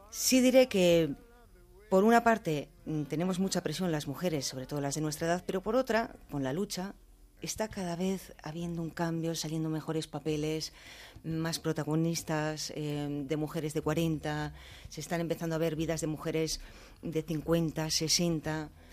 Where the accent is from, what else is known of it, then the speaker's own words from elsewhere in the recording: Basque Country, Spain; soy vasca